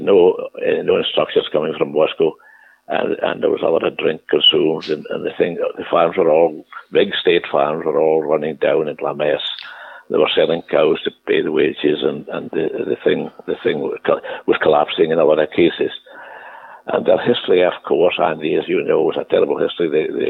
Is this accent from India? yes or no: no; United Kingdom; and I was from Britain